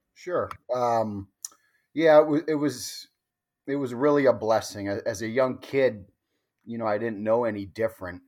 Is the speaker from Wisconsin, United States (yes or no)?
yes; Mequon, Wisconsin, United States; also born or lived in California; Grew up in Mequon amongst, uh, the Highlanders, uh, at Homestead